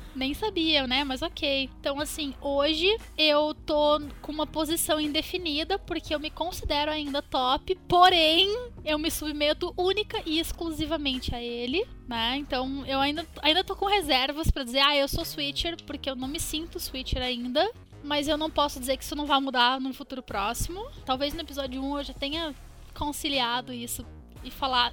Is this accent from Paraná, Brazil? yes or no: yes; Curitiba, Paraná, Brazil; Eu sou de Curitiba, Paraná